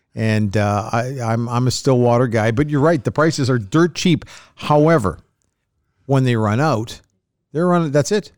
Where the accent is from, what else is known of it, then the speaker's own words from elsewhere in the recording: Canada; as a Canadian